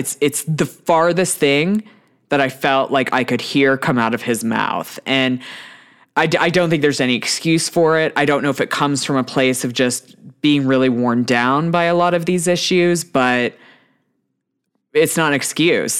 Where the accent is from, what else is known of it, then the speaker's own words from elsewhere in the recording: Houston, Texas, United States; I grew up in Texas